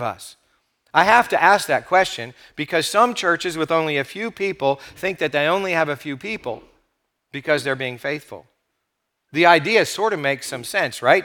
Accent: United States; we have as American Christians

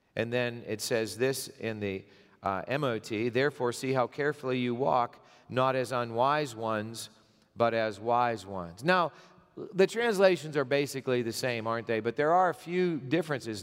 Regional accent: Gipsy, Pennsylvania, United States; I grew up in Pennsylvania, I, I lived most of my, uh, growing up years in Gypsy, Pennsylvania.

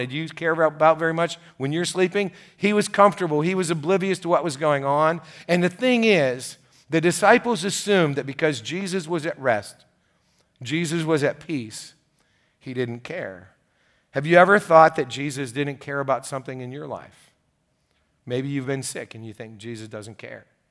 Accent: United States; the interesting thing about being an American, and great thing about being American, is we're all, uh, filled with opinions

